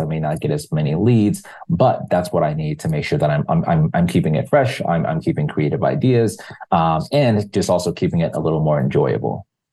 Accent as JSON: {"language": "English", "country": "Zimbabwe", "moved": "yes", "said": "I'm originally from Zimbabwe"}